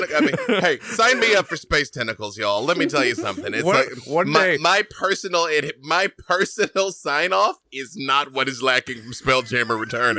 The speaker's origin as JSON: {"language": "English", "region": "Arkansas", "country": "United States", "said": "The hat works for me. I'm from Arkansas."}